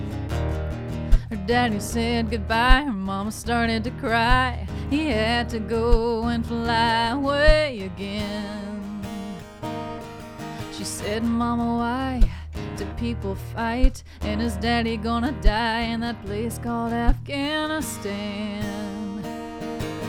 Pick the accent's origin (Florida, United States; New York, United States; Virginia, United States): Florida, United States; Pensacola Beach; I'm from Pensacola Beach, Florida